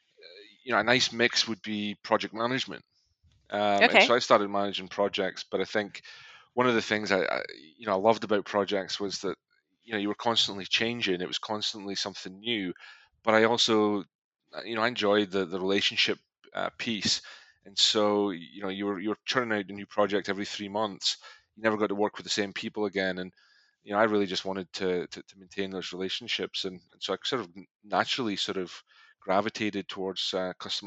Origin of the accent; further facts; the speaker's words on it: Scotland, United Kingdom; moved away; I am originally from Scotland